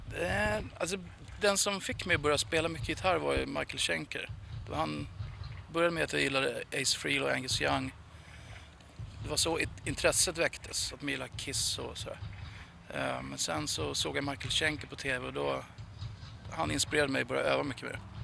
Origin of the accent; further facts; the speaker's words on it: Sweden; hemma i Sverige